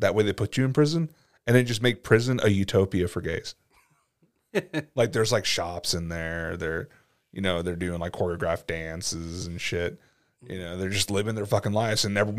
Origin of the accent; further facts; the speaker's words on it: United States; We're American.